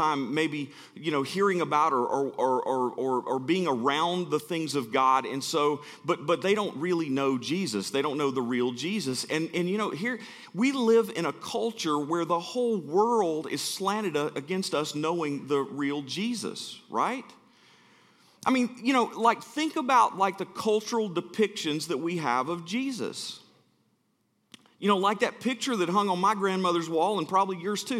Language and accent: English; Birmingham, Alabama, United States; I'm from Birmingham, Alabama